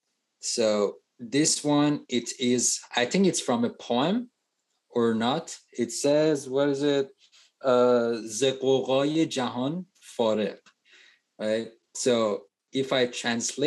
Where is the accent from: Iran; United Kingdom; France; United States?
Iran; first language Persian; English is a second language; now in Canada; I'm proud to be from Middle East